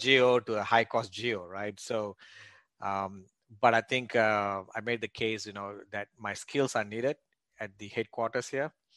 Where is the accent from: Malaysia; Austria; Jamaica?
Malaysia; moved away as an adult; also born or lived in Australia; now in United States; I was born and raised in Malaysia